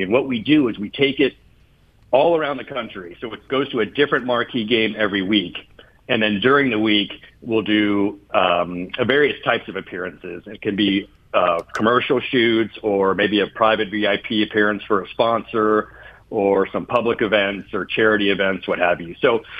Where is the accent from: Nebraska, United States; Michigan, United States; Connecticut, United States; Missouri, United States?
Missouri, United States; Kansas City; also born or lived in Chicago, Illinois; now in Dallas-Fort Worth, United States; I spent some time in Chicago and grew up in Kansas City.